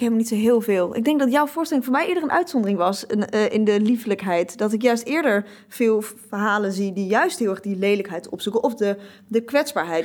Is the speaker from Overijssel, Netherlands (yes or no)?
yes; Twente, Overijssel, Netherlands; now in Amsterdam, Netherlands; ik kom uit Twente